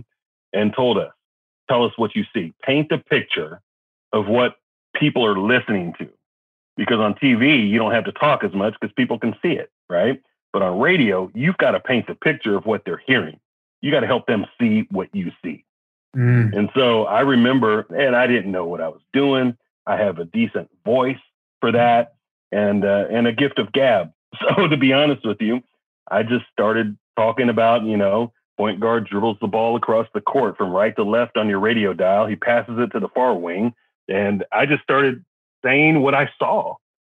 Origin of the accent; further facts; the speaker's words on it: Kansas City, United States; moved away as an adult; also born or lived in Norfolk, Virginia / College Station, Texas; now in Texas, United States; I'm originally from Kansas City area